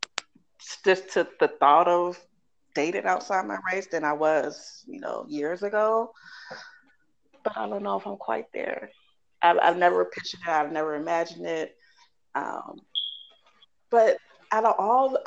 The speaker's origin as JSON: {"language": "English", "area": "the Bay Area", "region": "California", "country": "United States", "tie": "born or raised there", "said": "I'm from the Bay, raised in the Bay"}